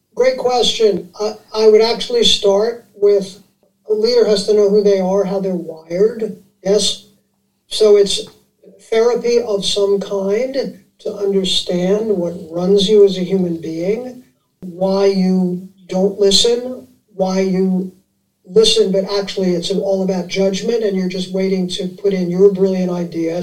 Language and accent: English; New York City, New York, United States; I grew up in Manhattan